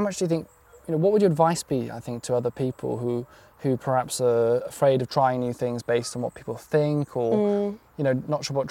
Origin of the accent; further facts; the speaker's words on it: Pembrokeshire, West Wales, United Kingdom; I grew up in West Wales in Pembrokeshire